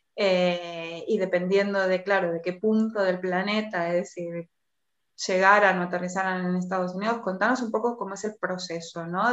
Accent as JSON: {"language": "Spanish", "country": "Argentina", "moved": "yes", "lives_now": "Spain", "said": "yo soy argentina y vengo de una sociedad que, fue colonia"}